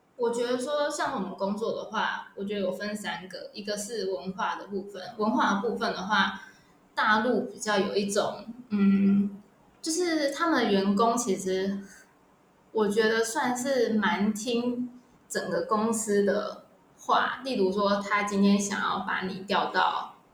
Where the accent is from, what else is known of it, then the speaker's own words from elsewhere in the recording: Taiwan; moved away as an adult; also born or lived in mainland China; 我们台湾人